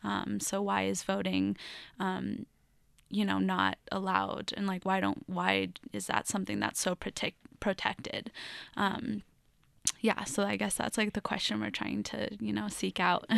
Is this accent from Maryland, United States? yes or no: no; Lafayette, Colorado, United States; I grew up in Lafayette, Colorado